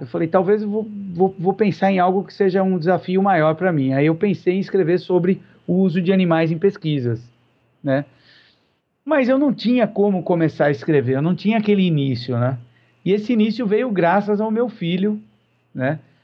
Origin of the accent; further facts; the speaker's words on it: São Paulo, Brazil; now in Curitiba, Brazil; eu moro em Curitiba perto de 22 anos, eh, nasci em São Paulo